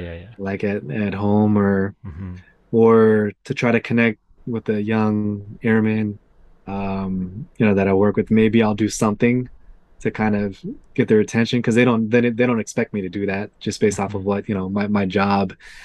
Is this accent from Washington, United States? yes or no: yes; Tacoma, Washington, United States; Yeah, I mean, Spanaway area, being in that area, there's not really much to do.